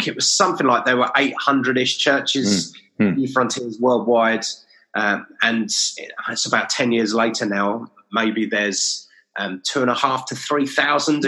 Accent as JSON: {"language": "English", "region": "England", "country": "United Kingdom", "said": "I'm English"}